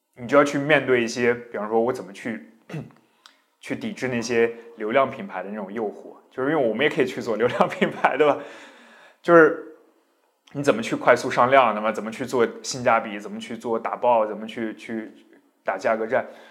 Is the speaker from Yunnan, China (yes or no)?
yes; Zhaotong, Yunnan, China; moved away; 我其实从小在，在云南长大，而且我出生的地方是云南一个很 算是比较没有存在感的一个城市，叫昭通